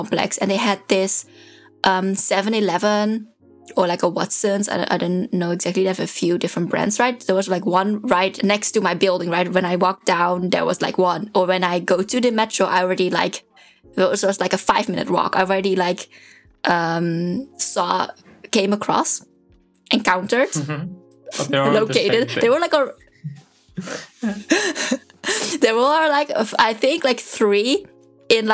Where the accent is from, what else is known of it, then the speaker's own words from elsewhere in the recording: Netherlands; moved away; I was from the Netherlands and also from this very small town, like our shops closes at 6 or 7